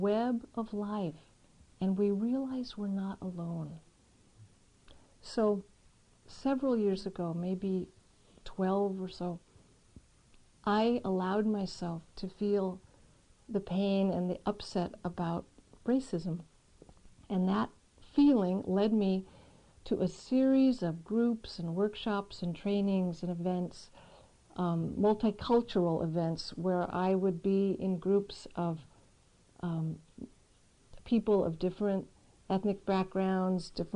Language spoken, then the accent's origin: English; San Diego, California, United States; moved away; So I grew up in San Diego, which we know is right next to Tijuana.